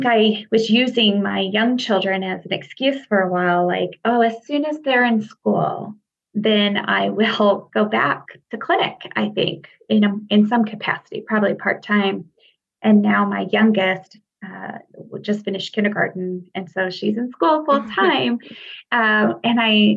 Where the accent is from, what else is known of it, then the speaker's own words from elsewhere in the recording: Nebraska, United States; moved away as an adult; now in Utah, United States; I grew up in Nebraska, and I started out working there